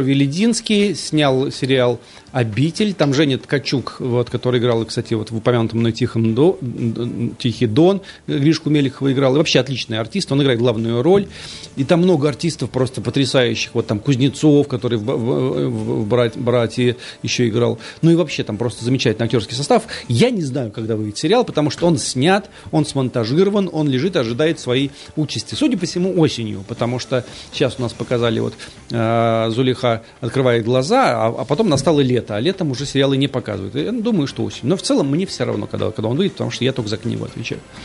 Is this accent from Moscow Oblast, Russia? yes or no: no; Lipetsk, Lipetsk Oblast, Russia; now in Nizhny Novgorod, Russia; Я вырос на реке Воронеж, вот там уже в Липецке, в Липецкой области выше